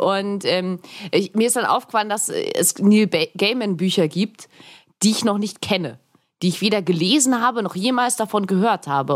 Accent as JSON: {"language": "German", "town": "Augsburg", "region": "Bavaria", "country": "Germany", "tie": "born or raised there", "also_born_or_lived": "Erlangen", "moved": "yes", "said": "in meiner Heimatstadt Augsburg"}